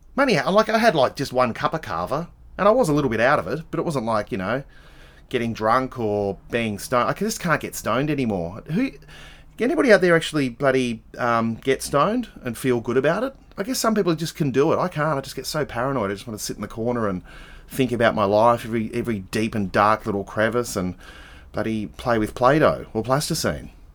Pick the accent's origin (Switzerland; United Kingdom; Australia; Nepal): Australia; Adelaide, South Australia; I'm from Adelaide